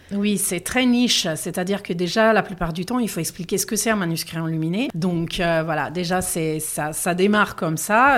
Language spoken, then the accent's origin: French; Milan, Lombardy, Italy; accent: Italian; French is a second language; moved away as an adult; also born or lived in Paris, France; now in Aix-en-Provence, France; J'ai fait mes études à Milan. Je suis de Milan